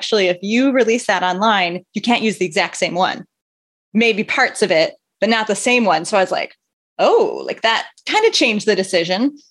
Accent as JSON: {"language": "English", "region": "northern tip of Michigan", "country": "United States", "tie": "born or raised there", "said": "I grew up in the northern tip of Michigan in a town of about 3,000"}